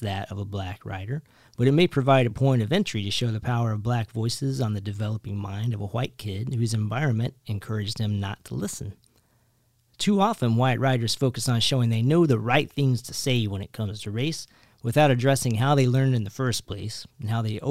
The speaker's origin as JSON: {"language": "English", "region": "rural Kentucky", "country": "United States", "tie": "born or raised there", "said": "Growing up in rural Kentucky in the 80s and 90s, I had no black teachers"}